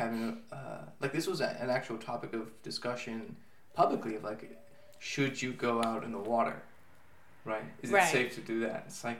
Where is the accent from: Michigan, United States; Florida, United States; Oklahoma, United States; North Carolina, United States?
Florida, United States; Miami; now in Israel; you and I also grew up in Miami. We come from an open society. We live here. It's also completely open.